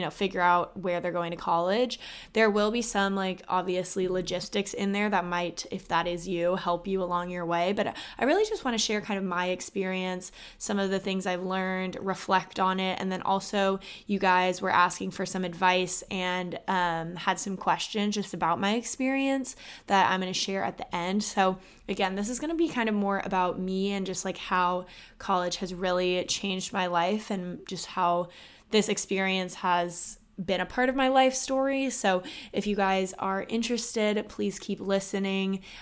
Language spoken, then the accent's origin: English; Austin, Texas, United States; I'm actually from Austin, Texas, and both my parents went to U T